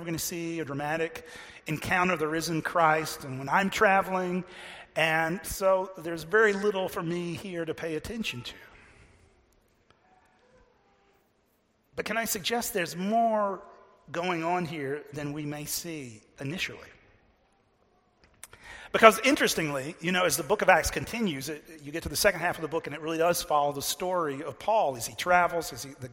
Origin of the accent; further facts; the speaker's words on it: Texas, United States; I'm from Texas